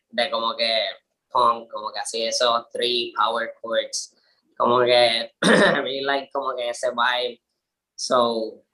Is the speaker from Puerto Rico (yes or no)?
yes; Quebradillas, Puerto Rico; moved away as an adult; also born or lived in Río Piedras, San Juan; yo soy de Quebradilla y yo me mm. mudé para la Yupi y fue un, como que culture shock vivir en this crusty